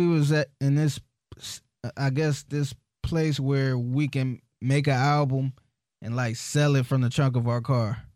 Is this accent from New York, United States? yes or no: no; Cleveland, Ohio, United States; I'm from Cleveland